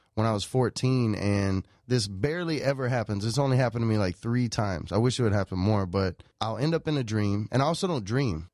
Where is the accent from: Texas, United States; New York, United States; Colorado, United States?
Texas, United States; Nacogdoches; moved away as an adult; now in Los Angeles, United States; I'm from Texas, but I'm from the oldest town in Texas called Nacogdoches.